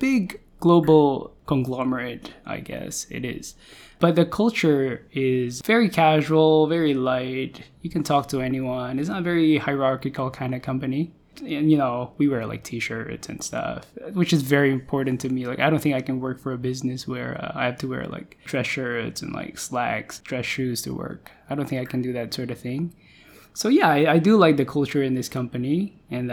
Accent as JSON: {"language": "English", "town": "Manila", "region": "Metro Manila", "country": "Philippines", "tie": "born or raised there", "moved": "as an adult", "lives_now": "Singapore", "said": "I grew up in Manila."}